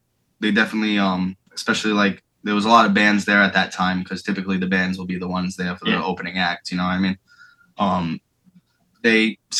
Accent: Florida, United States; I've been in some pretty sketchy places growing up in Florida.

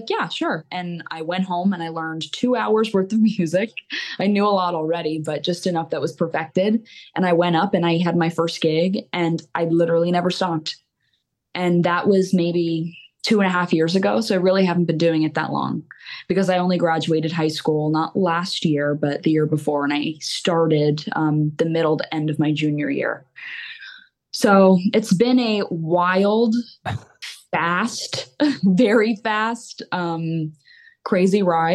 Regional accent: Mountaintop, Pennsylvania, United States; I grew up in Mountaintop, Pennsylvania, still here.

